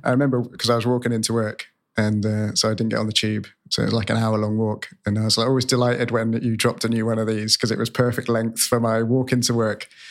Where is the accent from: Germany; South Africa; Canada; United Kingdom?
United Kingdom; Cornwall, South West England; moved away; I'm, I'm from Cornwall originally, grew up in Cornwall